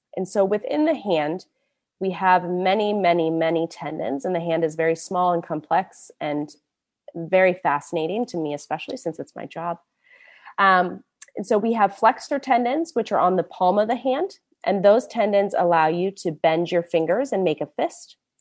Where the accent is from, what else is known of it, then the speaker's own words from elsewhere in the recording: Indianapolis, Indiana, United States; moved away as an adult; also born or lived in New York / San Francisco Bay Area; now in San Francisco, United States; I'm originally from Indianapolis, Born and raised a Midwest girl